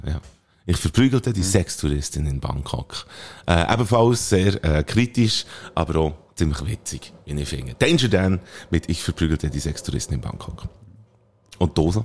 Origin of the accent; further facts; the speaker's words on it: Bern, Switzerland; als Berner, wo wir sind